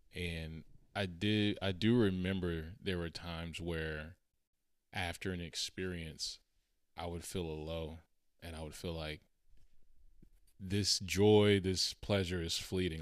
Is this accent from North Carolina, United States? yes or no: yes; Charlotte, North Carolina, United States; moved away; I went back to my city, uh, we're from Charlotte